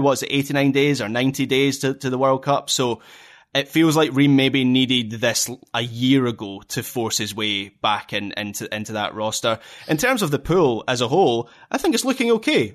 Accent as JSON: {"language": "English", "region": "Scotland", "country": "United Kingdom", "said": "being a Scot"}